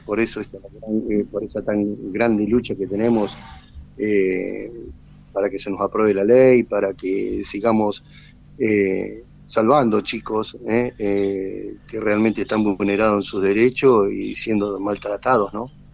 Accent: General Pico, La Pampa, Argentina; soy nativo de acá de General Pico

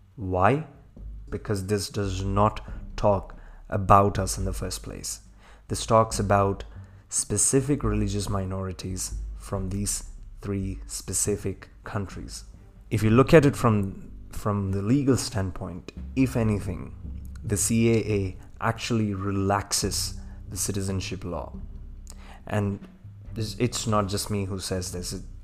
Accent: India; I was born in India, I've not known any other country like I've known India

